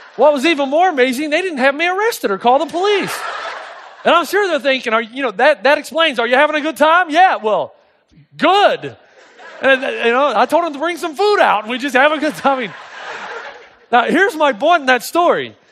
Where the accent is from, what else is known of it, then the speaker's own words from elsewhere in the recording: East Tennessee, United States; I grew up in East Tennessee